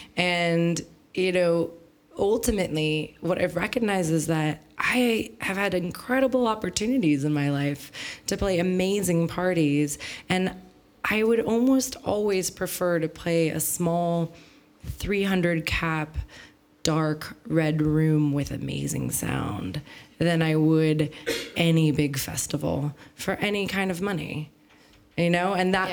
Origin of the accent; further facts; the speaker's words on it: San Francisco, California, United States; moved away as an adult; now in Berlin, Germany; I grew up in San Francisco